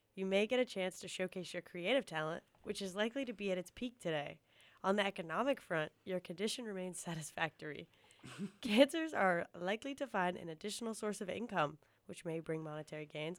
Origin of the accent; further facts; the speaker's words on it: East Coast, United States; moved away; growing up on the East Coast, I feel like a lot of our slang was New York slang